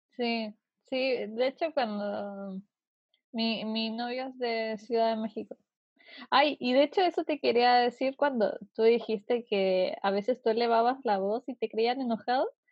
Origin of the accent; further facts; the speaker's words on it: Puerto Montt, Los Lagos, Chile; also born or lived in Viña del Mar; now in Santiago, Chile; yo soy de Puerto Montt, que es un pueblito, no es un pueblo, es una ciudad sur de Chile